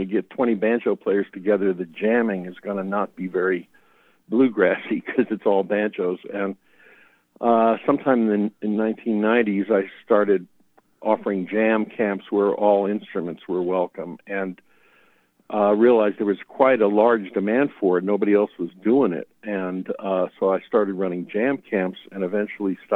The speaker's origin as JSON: {"language": "English", "town": "New York City", "region": "New York", "country": "United States", "tie": "born or raised there", "said": "growing up in the New York City area in the 60s"}